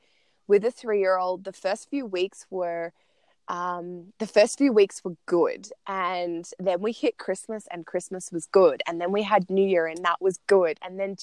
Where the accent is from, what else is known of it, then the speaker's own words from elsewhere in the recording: Australia; moved away as an adult; also born or lived in Italian Alps; now in Italy; I'm an Australian and we live in the Italian Alps